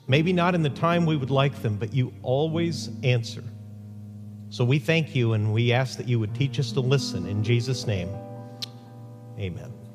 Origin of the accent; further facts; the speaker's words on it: Huntington Beach, California, United States; My hometown, Huntington Beach, California